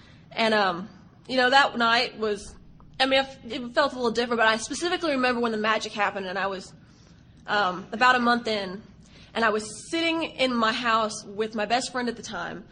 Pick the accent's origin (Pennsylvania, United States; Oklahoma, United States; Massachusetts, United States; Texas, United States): Texas, United States; accent: Southern